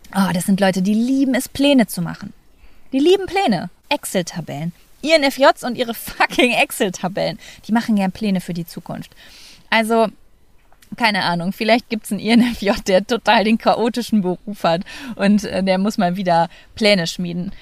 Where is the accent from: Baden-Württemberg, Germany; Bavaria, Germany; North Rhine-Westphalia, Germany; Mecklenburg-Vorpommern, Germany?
North Rhine-Westphalia, Germany; Lübbecke; moved away as an adult; also born or lived in Cologne; meine Heimatstadt Lübbe